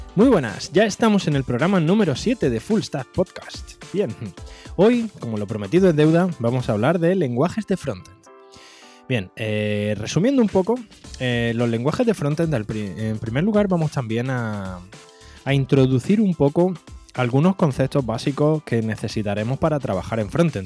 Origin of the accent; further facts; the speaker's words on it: Andalusia, Spain; soy andaluz